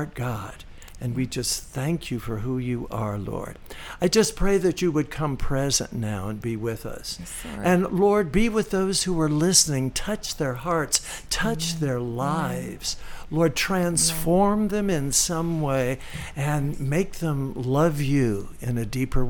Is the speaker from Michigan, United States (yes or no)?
no; Miami, Florida, United States; an 8-year-old kid growing up in Miami, Florida. Yeah, I'm a Florida cracker